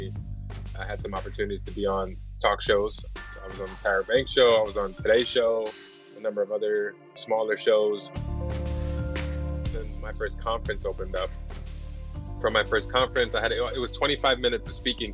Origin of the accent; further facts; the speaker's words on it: Chicago, Illinois, United States; now in Los Angeles, United States; born and raised in Chicago